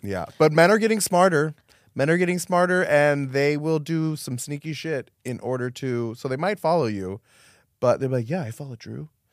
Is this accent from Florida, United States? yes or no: yes; Miami, Florida, United States; moved away; also born or lived in New York; I grew up in Miami